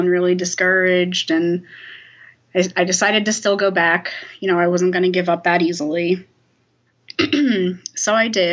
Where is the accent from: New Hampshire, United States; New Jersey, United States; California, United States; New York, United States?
New Jersey, United States; I grew up in South Jersey